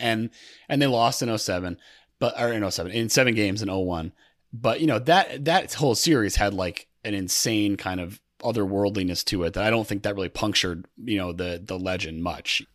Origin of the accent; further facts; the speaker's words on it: Connecticut, United States; also born or lived in New York City; I grew up in Connecticut